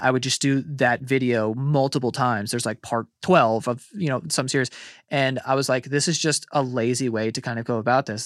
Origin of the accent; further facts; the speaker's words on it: New York City, New York, United States; I grew up in Queens